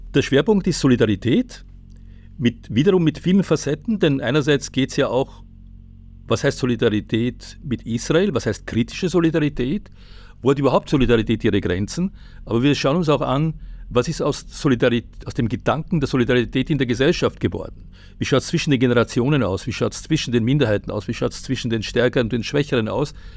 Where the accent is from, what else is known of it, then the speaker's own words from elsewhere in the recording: Austria; als Österreicher